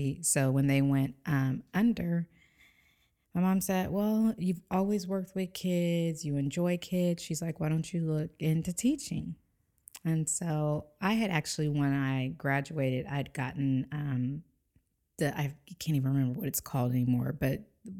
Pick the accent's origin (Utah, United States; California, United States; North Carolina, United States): California, United States; San Diego; San Diego.